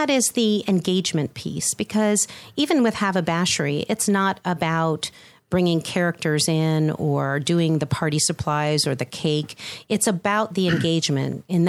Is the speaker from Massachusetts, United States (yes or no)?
yes; Boston, Massachusetts, United States; also born or lived in Chicago / New Jersey / Netherlands; now in Atlanta, United States; I'm originally from the Boston area, and I've lived in Chicago twice.